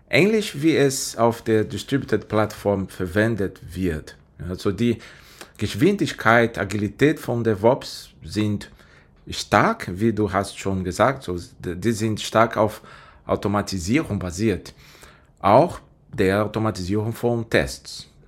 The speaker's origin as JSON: {"language": "German", "country": "Brazil", "second_language": "German", "said": "Äh, ich komme ursprünglich aus Brasilien, ich bin bei IBM seit 13 Jahren."}